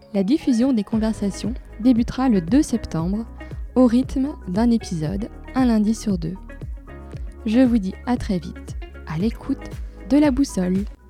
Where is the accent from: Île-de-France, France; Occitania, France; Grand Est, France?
Grand Est, France; Lorraine; also born or lived in Ardennes; now in Nord, France; Nordiste d'adoption, je suis née dans les Ardennes et j'ai grandi en Lorraine